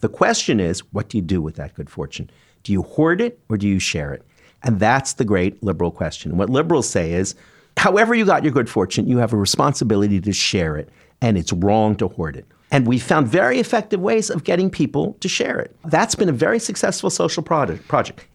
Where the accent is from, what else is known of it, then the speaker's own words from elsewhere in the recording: Canada; now in New York, United States; I'm a Canadian who came to New York